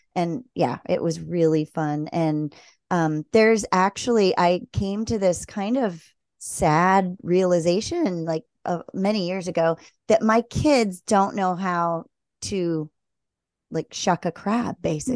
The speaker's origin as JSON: {"language": "English", "region": "Maryland", "country": "United States", "tie": "born or raised there", "moved": "yes", "said": "I grew up in Maryland near the Chesapeake"}